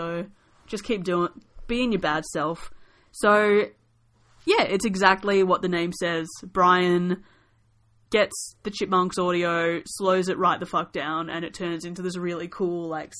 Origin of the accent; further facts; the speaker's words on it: Australia; I figure, given that we're Aussie, we should classify each Punk Goes cover as either Hell Yeah or Yeah Nah.